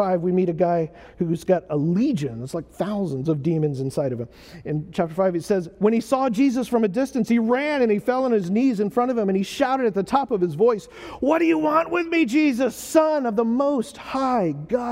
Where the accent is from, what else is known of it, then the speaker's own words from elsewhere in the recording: United States; I'm an American